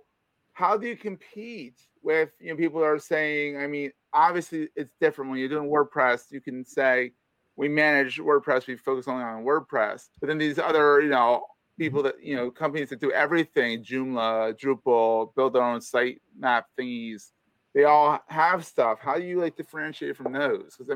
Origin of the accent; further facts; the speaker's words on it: Philadelphia, Pennsylvania, United States; moved away; I am from Philadelphia